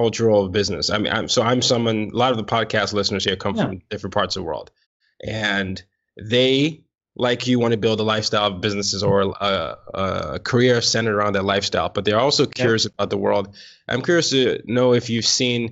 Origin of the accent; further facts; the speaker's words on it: Nigeria; now in United States; I'm not American, but I'm a Nigerian that lives in America